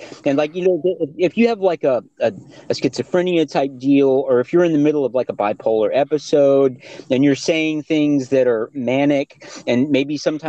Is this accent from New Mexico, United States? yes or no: no; East Texas, United States; I'm from East Texas, right?